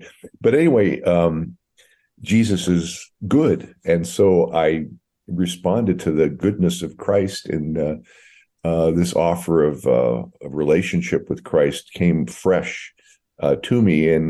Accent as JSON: {"language": "English", "area": "Monterey County, Central Coast", "region": "California", "country": "United States", "tie": "born or raised there", "also_born_or_lived": "Hood River, Oregon / Sacramento, California / Hermiston, Oregon", "moved": "yes", "said": "I was transplanted at a young age to California and kind of grew up in the Central Coast in the Monterey County area, south of that San Francisco Bay area, and had a lot of career in Sacramento."}